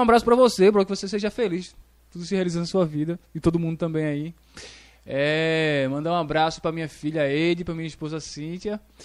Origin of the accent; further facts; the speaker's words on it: Nazaré da Mata, Pernambuco, Brazil; moved away as an adult; now in Tracunhaém, Brazil; Eu sou de Nazaré, né? Mas eu, eu, atualmente faz um ano que eu tô morando em Tracunhaém